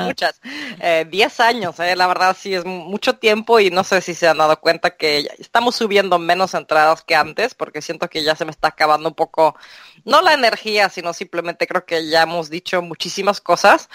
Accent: Mexico; yo me crié en México

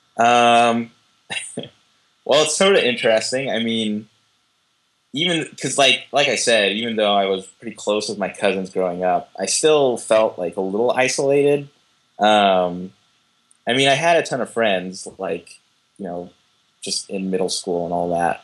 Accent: Southern California, United States; moved away as an adult; also born or lived in Oakland / Boston / Ireland; I am a Californian, um, Southern Californian.

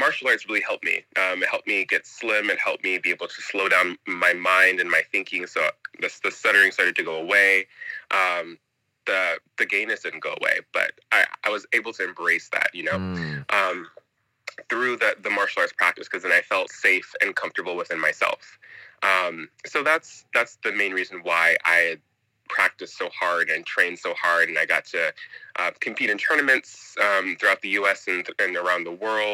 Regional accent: Northern California, United States; moved away as an adult; also born or lived in China; I am from Northern California area

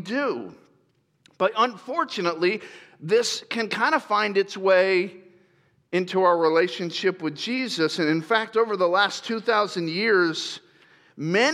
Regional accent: Lakeland, Florida, United States; also born or lived in Grand Rapids, Michigan; now in California, United States; I was born in Grand Rapids, Michigan, and when I was 5 years old, my dad moved us to Florida, and we moved to a city called Lakeland, Florida

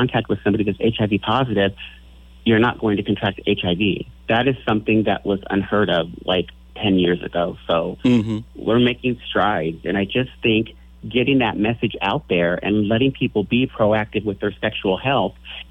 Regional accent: Lincoln, Nebraska, United States; I grew up here in Lincoln, Nebraska

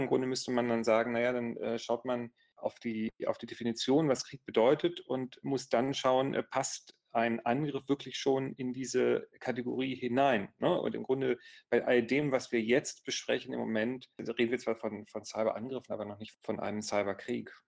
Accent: Gifhorn, Lower Saxony, Germany; wir kommen ja beide aus dem Osten von Niedersachsen

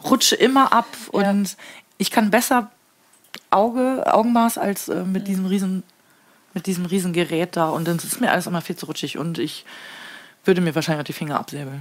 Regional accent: Papenburg, Lower Saxony, Germany; Wenn man gefragt wird, äh, woher kommst du? Und ich sage aus Papenburg

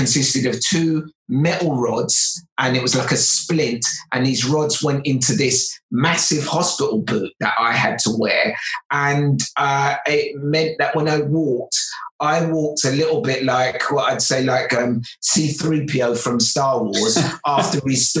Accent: Lagos, Nigeria; born there; I was born in Lagos, Nigeria, and my parents were then forced into making a very, very big decision.

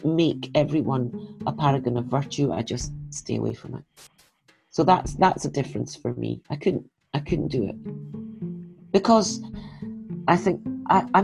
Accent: Scotland, United Kingdom; I'm Scottish

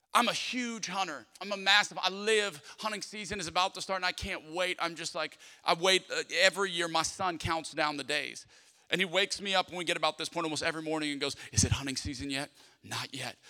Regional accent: South Louisiana, United States; Growing up in South Louisiana

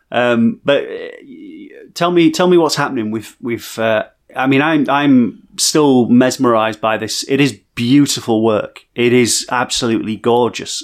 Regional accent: Barnsley, Yorkshire and the Humber, United Kingdom; growing up in Barnsley

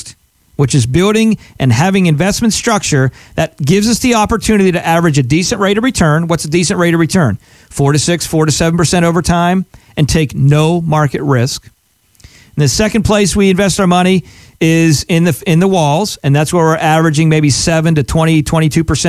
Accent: Pennsylvania, United States; moved away as an adult; now in South Florida, United States; I'm from Pennsylvania originally, grew up there and lived there a lot of my life.

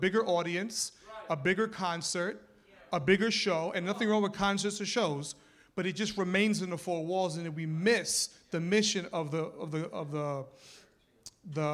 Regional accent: New York City, New York, United States; moved away; I was born and raised in New York City

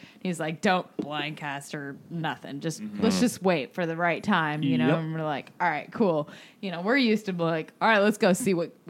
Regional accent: Crystal River, Florida, United States; also born or lived in Yankeetown, Florida; I grew up around Crystal River as a kid

